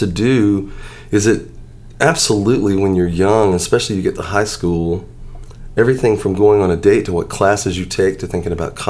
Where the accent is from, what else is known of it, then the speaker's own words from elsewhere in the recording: Pascagoula, Mississippi, United States; moved away as an adult; also born or lived in Nashville; we moved down when I was 6. So I started first grade in Pascagoula.